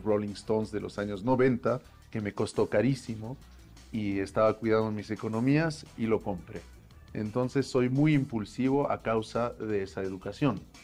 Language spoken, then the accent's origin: Spanish; Paris, Île-de-France, France; moved away as an adult; now in Mexico; nacieron mis hermanos y nací yo en París